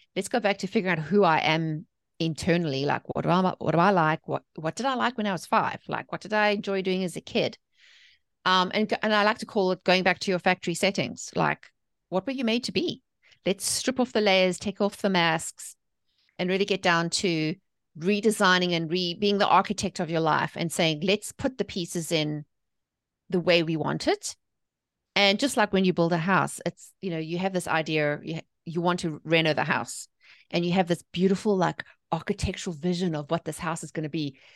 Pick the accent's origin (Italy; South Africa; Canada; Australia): South Africa; moved away as an adult; also born or lived in England; now in United States; I'm from South Africa. I was born and raised there.